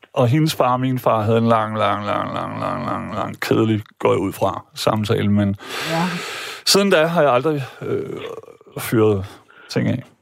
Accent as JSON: {"language": "Danish", "town": "Vejle", "region": "Southern Denmark", "country": "Denmark", "tie": "born or raised there", "said": "jeg gik i skole hjemme i Vejle"}